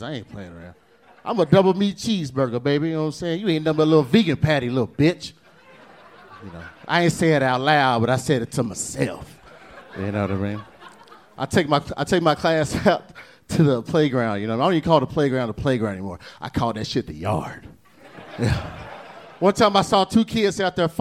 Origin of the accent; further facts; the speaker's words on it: Austin, Texas, United States; Born and raised